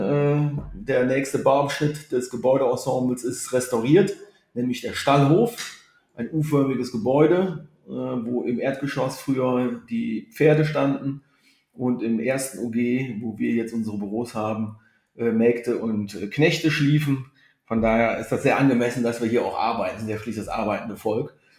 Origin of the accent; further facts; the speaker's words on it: Grevenbroich, North Rhine-Westphalia, Germany; also born or lived in Rhein-Kreis Neuss; now in Cologne, Germany; ich komme gebürtig aus Griffenbruch